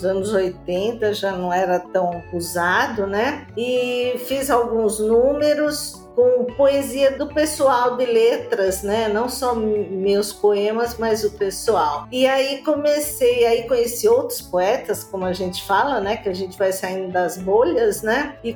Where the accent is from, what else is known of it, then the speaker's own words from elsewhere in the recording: Santo André, São Paulo, Brazil; sou de Santo André, sou da Gema do Ovo, como diz, aqui nasci, né?